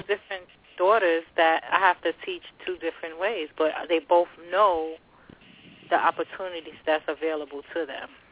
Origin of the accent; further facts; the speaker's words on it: New York City, New York, United States; also born or lived in Long Island City, New York / Jersey City, New Jersey; now in New York, United States; My home city, my hometown is Long Island City, New York. Raised in the Bronx